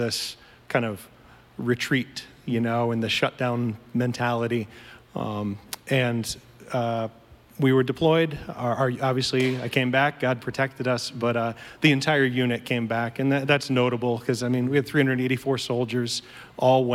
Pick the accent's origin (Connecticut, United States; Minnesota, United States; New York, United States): Connecticut, United States; moved away as an adult; also born or lived in Clarksville; I was born and raised in Connecticut